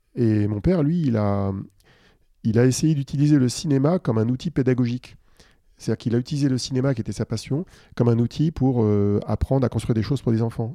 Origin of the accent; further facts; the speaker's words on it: Île-de-France, France; also born or lived in Suresnes / Paris / Neuilly-sur-Seine; je suis né à Suresnes, à l'hôpital Foch. C'est pas très loin, hein, c'est en région parisienne. Et j'ai habité, euh, j'ai toujours habité en Ile-de-France